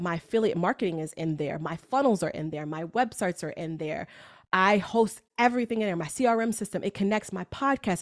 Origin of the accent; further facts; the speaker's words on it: New York, United States; I am a New Yorker